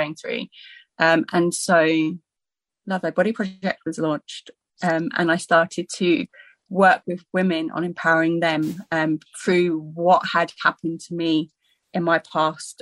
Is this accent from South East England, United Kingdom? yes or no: yes; Surrey, South East England, United Kingdom; I was brought up in Surrey